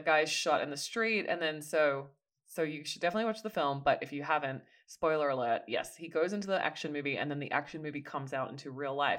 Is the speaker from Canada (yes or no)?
no; Australia; as an Australian